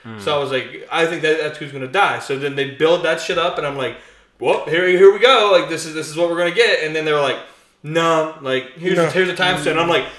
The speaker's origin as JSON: {"language": "English", "region": "Minnesota", "country": "United States", "said": "I'm from Minnesota."}